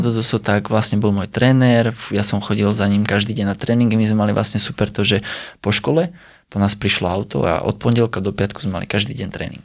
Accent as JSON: {"language": "Slovak", "town": "Sliač", "region": "Banská Bystrica Region", "country": "Slovakia", "also_born_or_lived": "Bratislava", "said": "začal som pôsobiť po víkendoch najmä u nás na Sliači"}